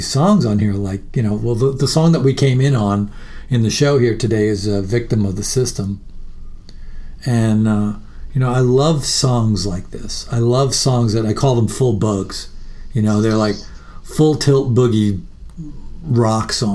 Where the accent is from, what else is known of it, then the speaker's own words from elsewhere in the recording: Long Island, New York, United States; now in Austin, United States; I grew up in New York. I live in Austin now, but I grew up in New York, and particularly on Long Island quite a bit